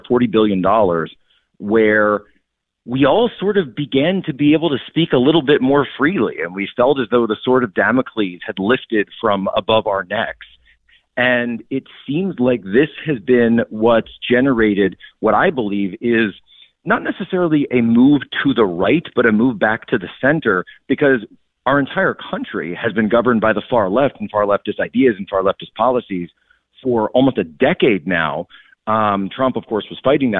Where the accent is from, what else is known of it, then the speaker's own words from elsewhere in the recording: Philadelphia, Pennsylvania, United States; I'm from the Philly area.